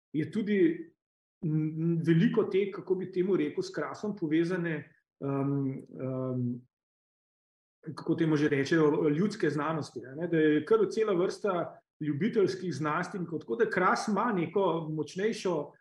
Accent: Slovenia

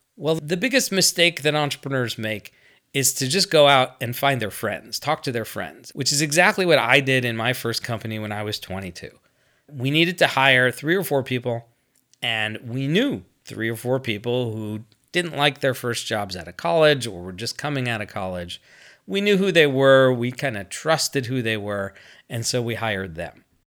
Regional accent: United States; I'm American

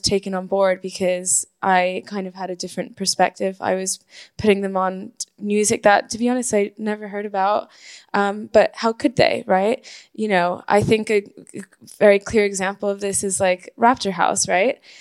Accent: Caracas, Capital District, Venezuela; moved away as an adult; now in United Kingdom; I was born and raised in Venezuela, which is where I'm from. I moved to the UK when I was 18 to study

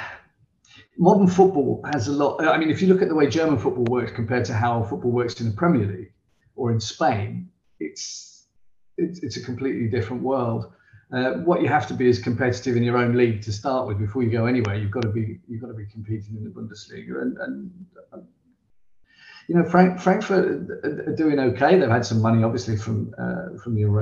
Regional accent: Southampton, South East England, United Kingdom; I'm from Southampton.

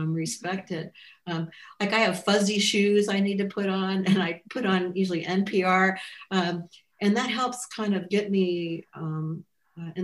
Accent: Midwest, United States; being a Midwesterner

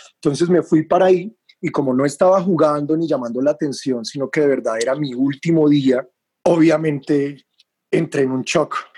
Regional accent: Bogotá, Colombia; moved away as an adult; now in Taganga, Colombia; Yo nací en Bogotá, pero renací en el mar de Taganga

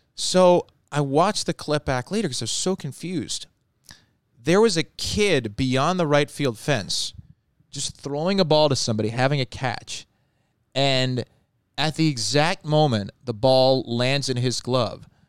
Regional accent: Long Island, New York, United States; now in Baltimore, United States; I'm from Long Island and lived in New York

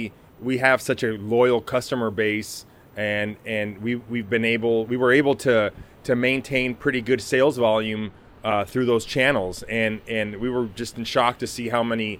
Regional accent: Tacoma, Washington, United States; St. Joseph Hospital, the hospital that I was born at in Tacoma

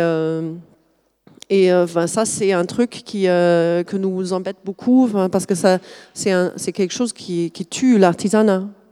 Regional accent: Germany; accent: German; French is a second language; now in France; je suis allemande de, base, vous avez peut-être noté le petit accent.

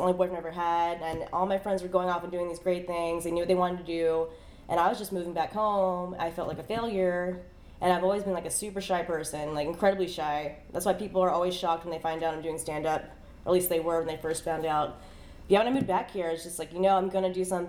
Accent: Pensacola, Florida, United States; also born or lived in Tallahassee, Florida; I am born and raised in Pensacola, and I moved away.

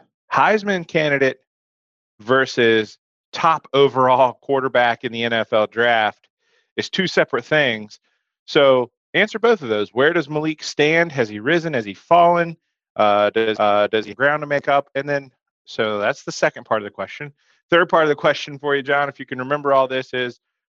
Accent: Hokie country, Virginia, United States; I grew up around in Hokie country

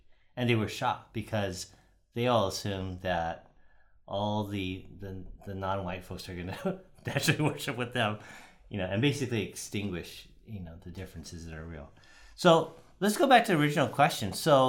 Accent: United States; I'm Japanese American, so I remember as a kid, I used to play in the Japanese sports leagues.

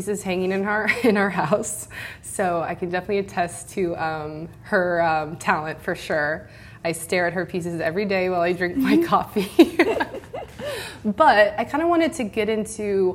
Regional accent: Midwest, United States; I'm from the Midwest as well

